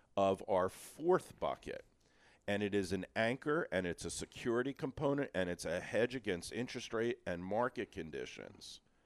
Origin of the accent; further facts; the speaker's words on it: Philadelphia, Pennsylvania, United States; I'm old school. I'm from Feltonville